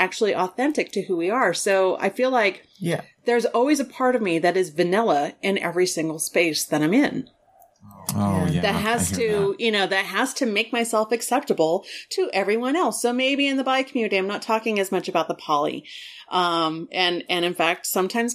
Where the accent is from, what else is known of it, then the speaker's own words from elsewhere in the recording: Southern Colorado, United States; Mexican American and growing up in Southern Colorado